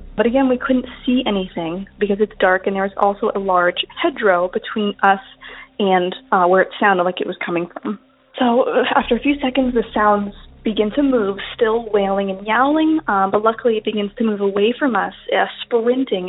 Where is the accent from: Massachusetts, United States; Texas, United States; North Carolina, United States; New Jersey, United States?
North Carolina, United States; Outer Banks; now in New York, United States; I grew up in North Carolina on the Outer Banks